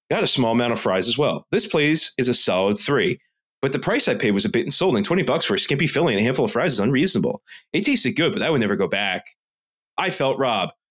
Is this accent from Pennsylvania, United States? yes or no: yes; Philadelphia, Pennsylvania, United States; Whoa, we are really from Philly.